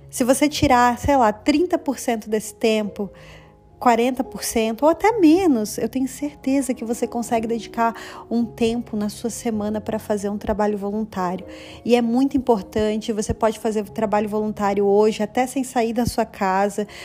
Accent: Brazil; now in Canada; foi assim que eu também comecei a plantar aqui no Canadá, porque é, quando eu vim do Brasil, gente, eu já tinha plantado lá e eu já estava colhendo no Brasil, sabe?

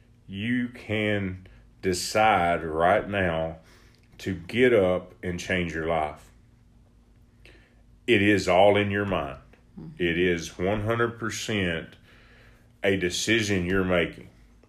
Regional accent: Texas, United States; I'm from Texas. We barbecue a lot.

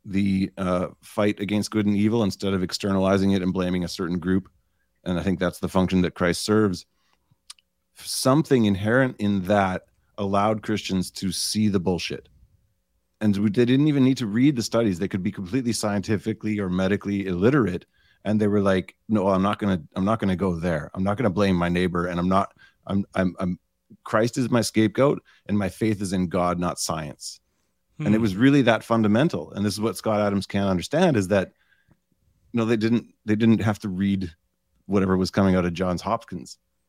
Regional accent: Canada; I'm Canadian.

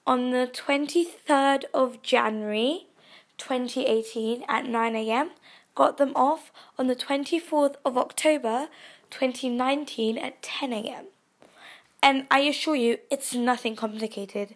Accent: United Kingdom; We are so British

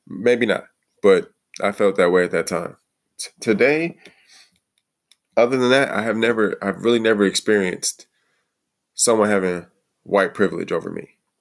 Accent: Detroit, Michigan, United States; moved away; also born or lived in Toledo, Ohio; I grew up in the Detroit area.

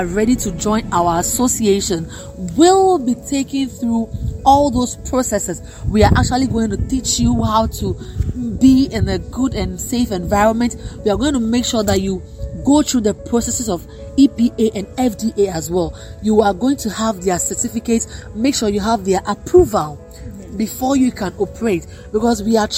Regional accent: Ghana; as Ghanaians

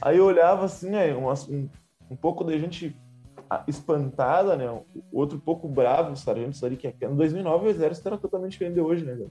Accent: Santana do Livramento, Rio Grande do Sul, Brazil; Eu sou natural de Santana do Livramento, aqui da fronteira com, com o Uruguai

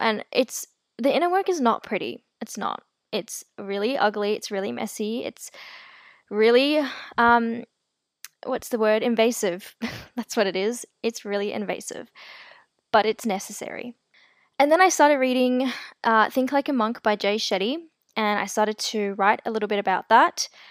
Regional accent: South Africa; I was born in South Africa, and my family and I are considered colored

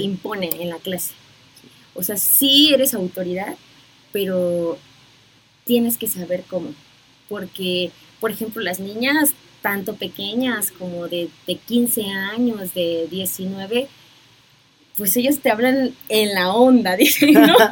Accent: Puerto Escondido, Oaxaca, Mexico; moved away as an adult; now in Mexico City, Mexico; soy originaria de Puerto Escondido, de la costa de Oaxaca

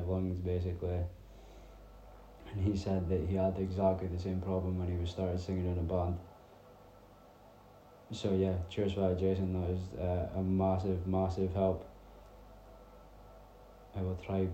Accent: Peterhead, Scotland, United Kingdom; when I was growing up, we stayed out in the middle of the sticks

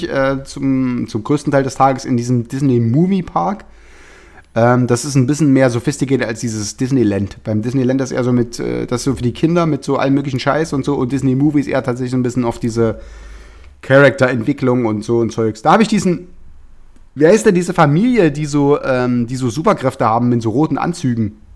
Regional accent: Berlin, Germany; Berliner, ich darf das.

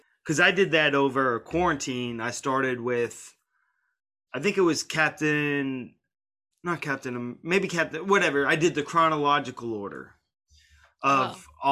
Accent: North Carolina, United States; Where I'm from, number one county of opioid overdoses in North Carolina.

